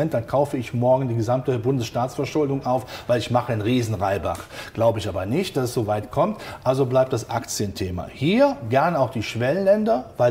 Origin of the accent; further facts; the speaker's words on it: Rhineland, Germany; Der gesunde Menschenverstand zeigt mir als Rheinländer zum Schluss, ist immer noch gut gegangen.